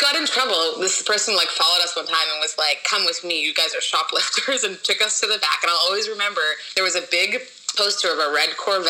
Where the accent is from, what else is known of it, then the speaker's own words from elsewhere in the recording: Winnipeg, Manitoba, Canada; moved away as an adult; also born or lived in Nigeria / Edmonton / Korea / France; now in Los Angeles, United States; I was born in Nigeria, but I moved to Canada when I was 2, to Edmonton. Mm-hmm. And then I moved to Winnipeg when I was 4 and lived there, like, my formative years.